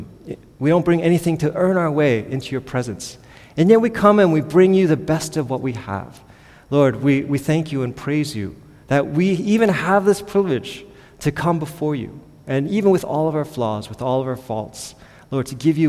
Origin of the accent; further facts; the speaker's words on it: Philadelphia, Pennsylvania, United States; moved away as an adult; also born or lived in California / Europe / Middle East; now in New York City, United States; I was born and raised in Philadelphia